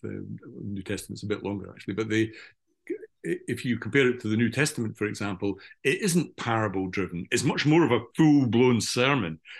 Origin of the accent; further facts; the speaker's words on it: Scotland, United Kingdom; as a good old Scottish Calvinist